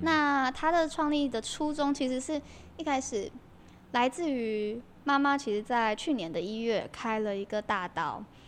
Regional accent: Kaohsiung, Taiwan; 其实我从小都是在高雄长大的啦

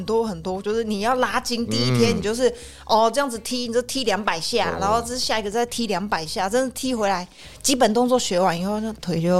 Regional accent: Taiwan; 我觉得身为台湾人都不一定知道这么多中医的事情

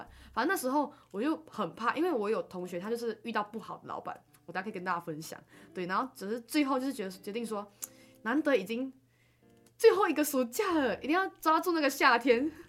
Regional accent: Malaysia; 没错，你你知道重点是我们还是马来西亚人。

